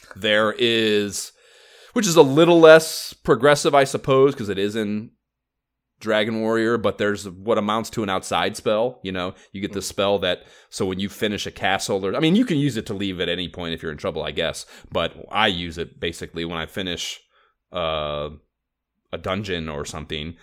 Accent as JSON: {"language": "English", "town": "Oberlin", "region": "Ohio", "country": "United States", "tie": "born or raised there"}